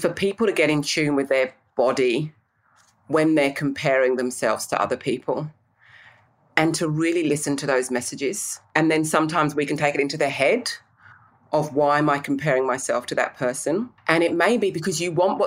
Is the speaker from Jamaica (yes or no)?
no; England, United Kingdom; I'm English